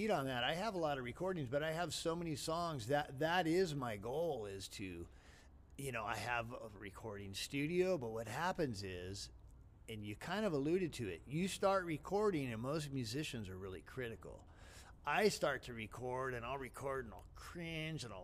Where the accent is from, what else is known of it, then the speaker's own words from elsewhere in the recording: San Gabriel Valley, California, United States; also born or lived in La Puente, California; I was raised in the San Gabriel Valley as a kid